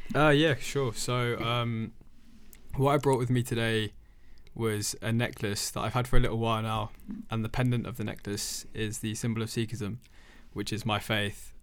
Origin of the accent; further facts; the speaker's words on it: London, United Kingdom; moved away as an adult; now in Edinburgh, United Kingdom; there's not too many Sikh people as, as there are back home 'cause I'm from London.